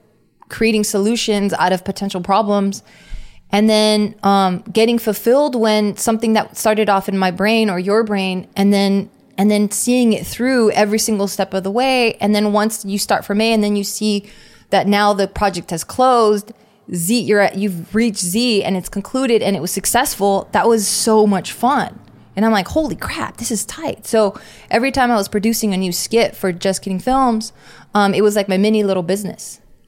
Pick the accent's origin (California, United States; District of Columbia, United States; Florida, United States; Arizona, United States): California, United States; Los Angeles; I'm from East